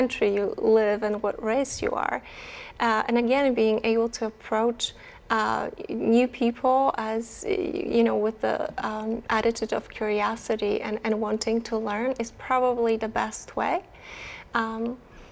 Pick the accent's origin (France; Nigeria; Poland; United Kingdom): Poland; I am from Poland